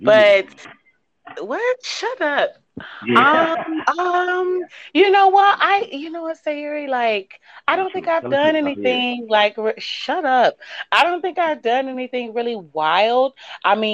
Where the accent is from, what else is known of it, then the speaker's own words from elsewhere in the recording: Oakland, California, United States; also born or lived in Midwest, near Chicago; now in near Chicago, United States; I am from Oakland, California, born and raised